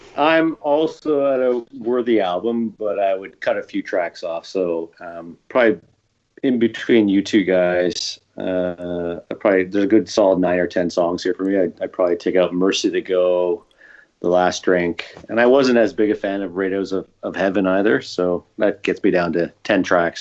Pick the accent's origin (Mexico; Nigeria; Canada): Canada; I'm biased as a Canadian